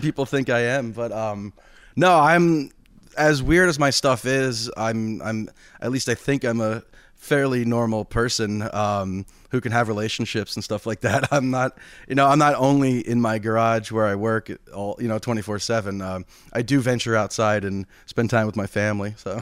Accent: United States; as an American

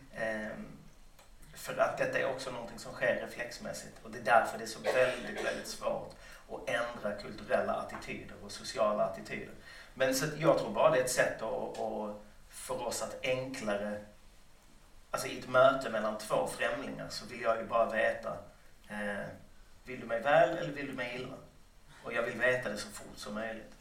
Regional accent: Lund, Skåne, Sweden; Under hela min uppväxt i Lund

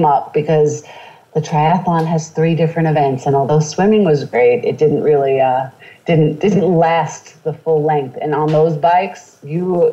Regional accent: New York City, New York, United States; we grew up predominantly in New York City, where my parents are from

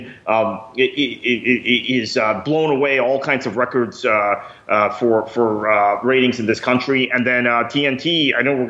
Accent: United States; as an American

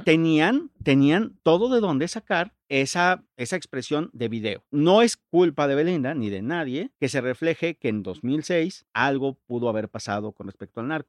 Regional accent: Mexico City, Mexico; Yo soy de la Ciudad de México, pero todos mis amigos de ese tiempo eran, eran de Tijuana

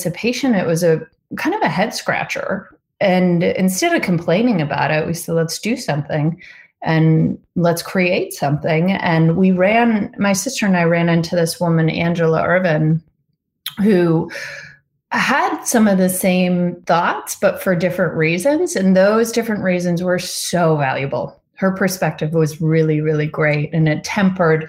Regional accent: northern Vermont, United States; We grew up in Vermont, in northern Vermont

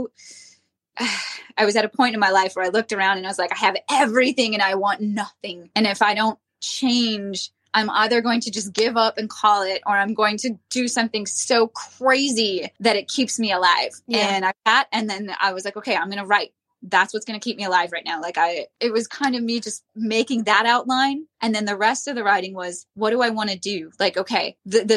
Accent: Minnesota, United States; We're both from Minnesota.

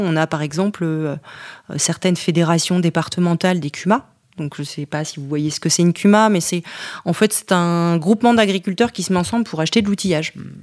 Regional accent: Montchanin, Bourgogne-Franche-Comté, France; moved away as an adult; also born or lived in Le Creusot; c'est la Bourgogne, tout particulièrement la Saône-et-Loire, puisque je suis née au Creusot, en plein bassin minier

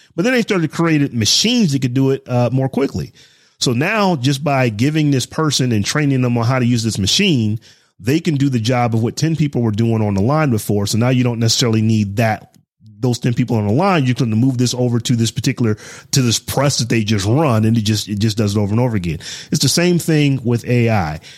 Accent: Midwest, United States; I grew up in the Midwest

